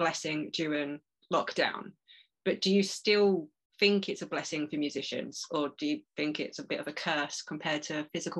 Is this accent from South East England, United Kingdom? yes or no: yes; Medway Towns, South East England, United Kingdom; moved away as an adult; also born or lived in London; now in Isle of Sheppey, United Kingdom; I'm originally from Medway Towns.